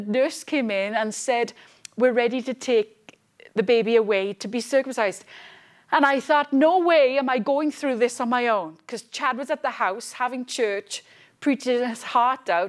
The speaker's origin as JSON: {"language": "English", "region": "Wales", "country": "United Kingdom", "tie": "born or raised there", "also_born_or_lived": "Edinburgh, Scotland / London", "moved": "as an adult", "said": "I came from lovely Wales. I was born in Scotland, Edinburgh. And I grew up most of my life in Wales, moved to London, back to Wales"}